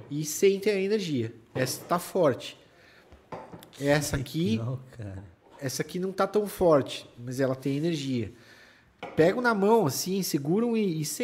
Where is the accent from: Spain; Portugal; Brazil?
Brazil; São Paulo; Como eu vim de São Paulo já, de uma, de, com esse todo know-how assim de São Paulo, né?